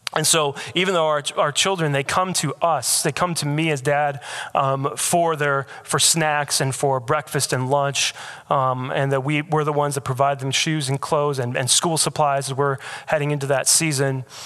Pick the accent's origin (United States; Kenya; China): United States; Michigan; moved away as an adult; also born or lived in Alaska; now in Raleigh, United States; I was born in Michigan